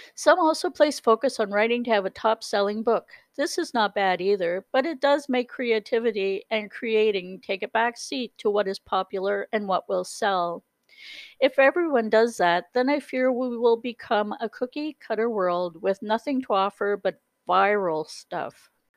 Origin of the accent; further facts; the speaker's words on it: the Maritimes, Canada; moved away as an adult; I've always been a maritimer. I was born in the Maritimes